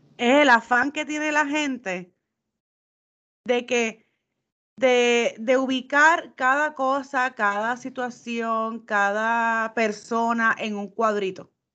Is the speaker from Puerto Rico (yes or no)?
yes; Puerto Rico; moved away; nosotros los boricuas